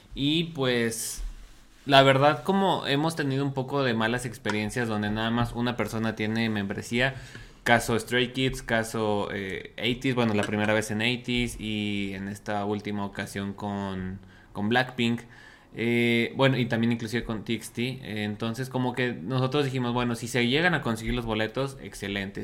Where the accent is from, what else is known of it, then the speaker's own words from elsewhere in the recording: Mexico; now in Mexico City, Mexico; Como buen mexicano, dejamos todo hasta el último.